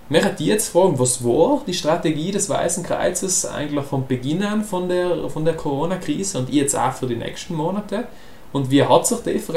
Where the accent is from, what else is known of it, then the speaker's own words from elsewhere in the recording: South Tyrol, Italy; wo wir als Südtiroler ziemlich zusammengehalten haben